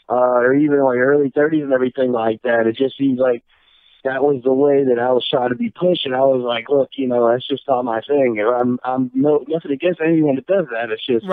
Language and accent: English; Pennsylvania, United States; born there; I moved around a lot growing up, but I was born in Western Pennsylvania.